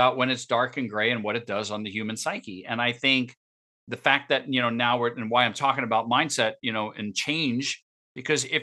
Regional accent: New York, United States; moved away as an adult; also born or lived in Connecticut; I grew up in New York

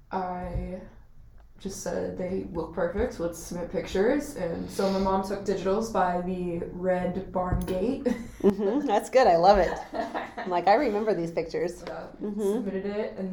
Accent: Wittmann, Arizona, United States; Wittmann, Arizona.

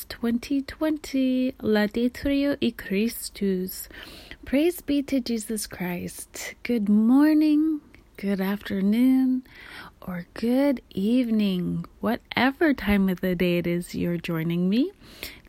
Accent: Kotzebue, Alaska, United States; now in Pacific Northwest, United States; we're growing up in Kotzebue, Alaska, above the Arctic Circle

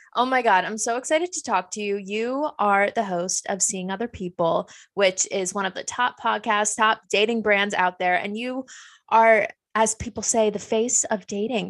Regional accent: Dutchess County, New York, United States; now in Saratoga Springs, United States; I'm originally from Dutchess County. Now I'm in Saratoga Springs, upstate.

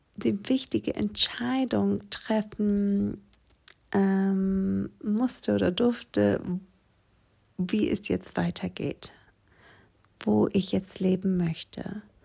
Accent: Aegina, Attica, Greece; German is a second language; moved away as an adult; now in Germany; diese kleine griechische Insel, wo ich aufgewachsen bin, Egina die liegt gegenüber von Athen

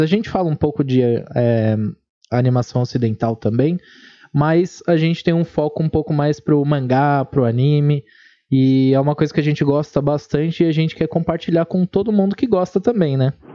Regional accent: São Paulo, Brazil; eu sou de São Paulo

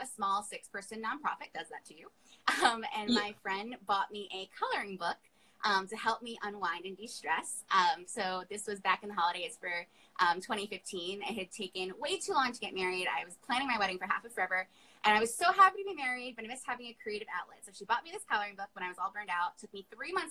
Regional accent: Long Island, New York, United States; I'm a New Yorker, I'm from Long Island.

